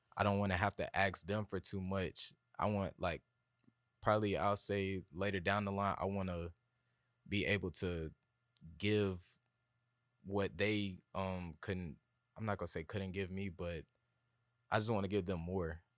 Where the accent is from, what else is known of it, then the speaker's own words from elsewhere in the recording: Atlanta, Georgia, United States; I'm from East Atlanta. Uh, I went to Columbia High School